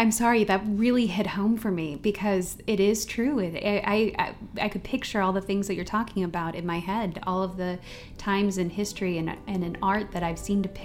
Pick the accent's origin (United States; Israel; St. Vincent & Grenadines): United States; as an American who has only been to Northern Africa